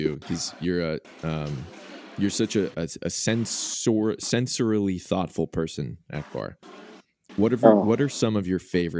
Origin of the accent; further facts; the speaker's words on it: Boston, Massachusetts, United States; moved away; also born or lived in Portland; growing up in Boston